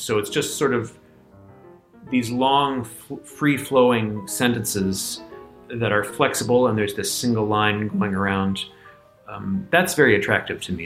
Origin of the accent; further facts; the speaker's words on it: Virginia, United States; moved away as an adult; now in New York, United States; I grew up in Virginia